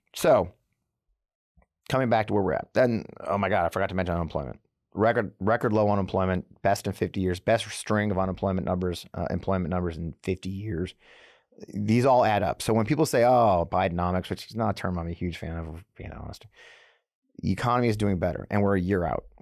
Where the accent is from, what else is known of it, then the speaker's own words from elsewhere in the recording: Missouri, United States; a little town in the suburbs here, my hometown